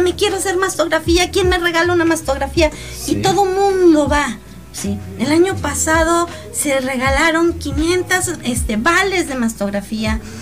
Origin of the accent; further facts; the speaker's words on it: Mexico; como buenos mexicanos, este, lo postergamos